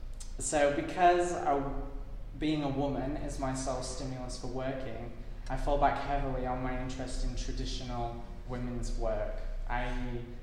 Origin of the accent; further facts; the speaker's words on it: United Kingdom; So growing up in the UK, I was raised on British women in the arts